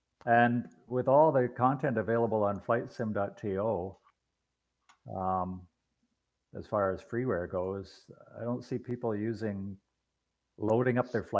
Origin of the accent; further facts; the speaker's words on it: Canada; I'm Canadian.